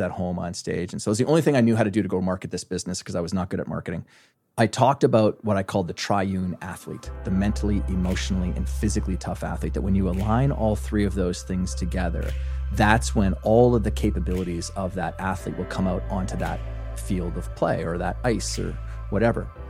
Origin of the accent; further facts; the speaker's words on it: small town in Alberta, Canada; moved away as an adult; now in New York City, United States; I am a farm boy from a small, very small town in Western Canada, in Alberta, Canada